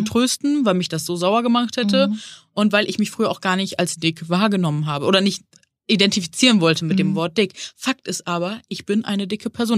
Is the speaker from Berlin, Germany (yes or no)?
no; Neuss, North Rhine-Westphalia, Germany; now in Hamburg, Germany; Ich bin aus Hamburg, ursprünglich in Nüss, also Neuss am Rhein, aufgewachsen.